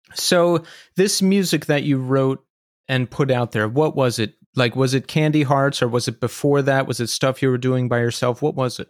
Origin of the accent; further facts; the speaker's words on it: Levittown, Pennsylvania, United States; I grew up outside of Philadelphia